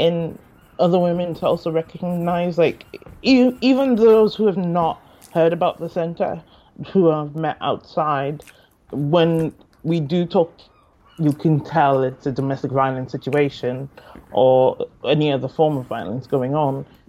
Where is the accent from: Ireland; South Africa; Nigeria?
Nigeria; moved away as an adult; also born or lived in Lagos, Nigeria / Durham, England; now in Newcastle, United Kingdom; I was born and mainly raised in Nigeria, in Lagos, Nigeria. I was born there, but I wasn't really raised as much in Lagos. Because my family moved around a lot.